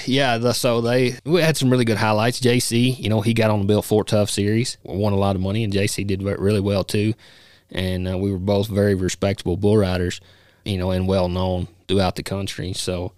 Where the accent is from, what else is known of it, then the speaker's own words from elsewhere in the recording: Kentucky, United States; moved away as an adult; now in Casper, United States; I was born and raised in Kentucky, uh, you know, now live in Casper, Wyoming.